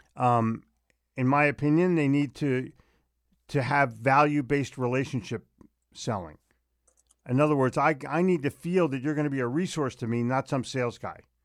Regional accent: Philadelphia, Pennsylvania, United States; moved away; I grew up in Philly

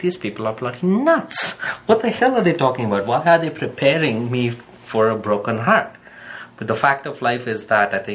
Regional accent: India; being Indian

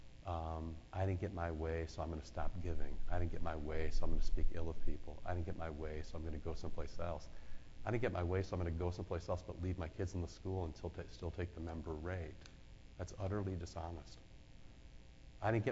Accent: Iowa, United States; moved away; growing up in Iowa

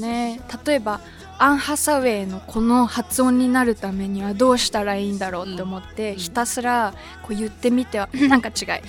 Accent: suburbs of Tokyo, Japan; 私の場合東京の郊外に生まれ育った

